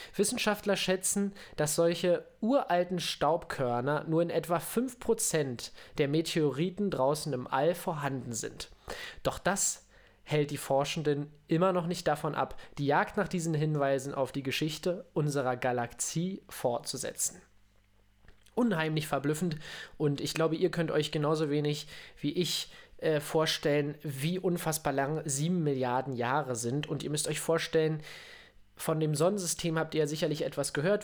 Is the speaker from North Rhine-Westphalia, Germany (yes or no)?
no; near Königs Wusterhausen, Brandenburg, Germany; moved away; also born or lived in Berlin; Ich bin tatsächlich in Berlin geboren und habe da lange in Brandenburg gelebt